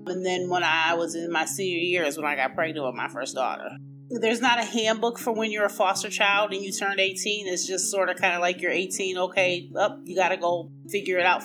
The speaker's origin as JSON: {"language": "English", "town": "Buffalo", "region": "New York", "country": "United States", "said": "I am from Buffalo, New York, the land of the snow"}